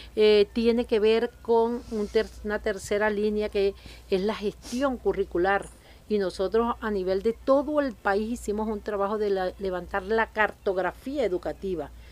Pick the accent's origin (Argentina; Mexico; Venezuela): Venezuela; Nuestro gentilicio como venezolano.